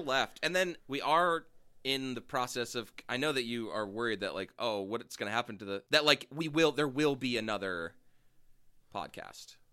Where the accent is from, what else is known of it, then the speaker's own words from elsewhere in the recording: Bay Area, California, United States; growing up in the Bay Area